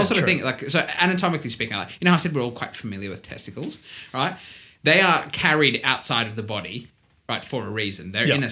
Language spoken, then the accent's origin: English; South Africa; accent: South African; my South African accent